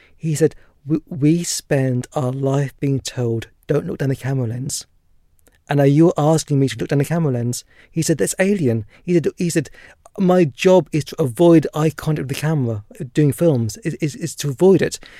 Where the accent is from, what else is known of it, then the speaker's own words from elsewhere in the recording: Norfolk, East of England, United Kingdom; I was born and raised in Norfolk and very proud to be from there